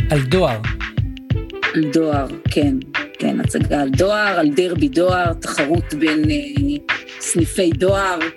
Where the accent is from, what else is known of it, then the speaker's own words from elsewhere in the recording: Haifa, Haifa District, Israel; לים, לטיילת, לבת גלים, שכונה שגדלתי בה.